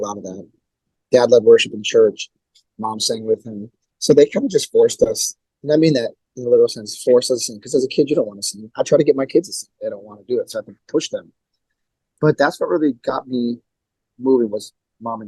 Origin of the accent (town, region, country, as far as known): Milwaukee, Wisconsin, United States; born or raised there